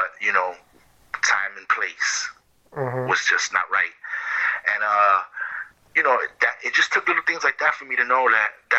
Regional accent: New York City, New York, United States; growing up in East Harlem

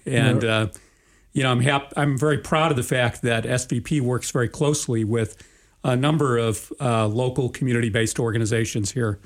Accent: Chicago, Illinois, United States; I grew up in Chicago in a middle-class family.

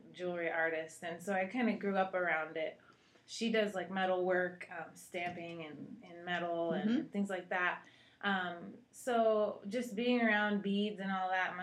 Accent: Seattle, Washington, United States; moved away as an adult; also born or lived in Costa Rica; now in Texas, United States; I'm from Seattle originally

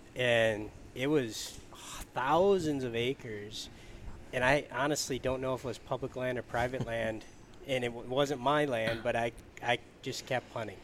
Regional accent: Michigan, United States; now in Minnesota, United States; I'm from Michigan

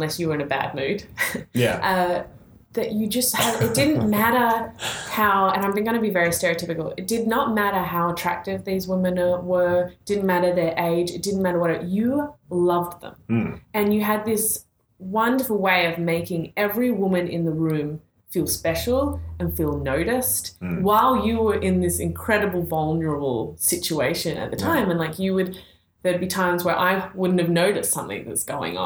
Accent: Australia; moved away; being the Australian

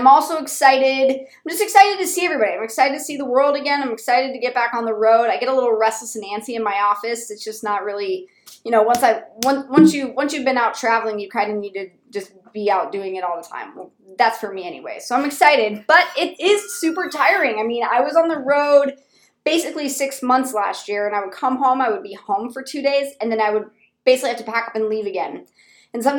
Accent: Colorado, United States; moved away; I am from Colorado. I rep Colorado hard.

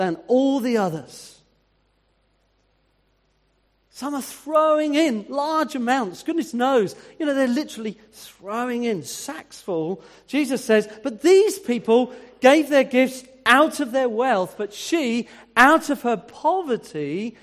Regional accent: United Kingdom; as a British person

